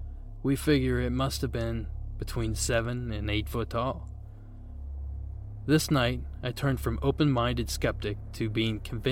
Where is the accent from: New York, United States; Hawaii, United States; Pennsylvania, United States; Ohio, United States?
Ohio, United States; my home state of Ohio